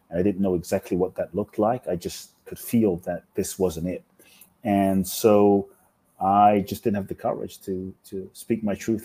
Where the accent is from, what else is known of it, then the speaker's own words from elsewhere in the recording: London, United Kingdom; also born or lived in Mexico; now in Los Angeles, United States; I grew up in London.